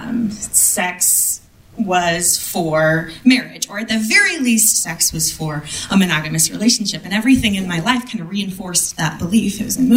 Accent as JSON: {"language": "English", "region": "Midwest", "country": "United States", "tie": "born or raised there", "said": "I grew up in the Midwest"}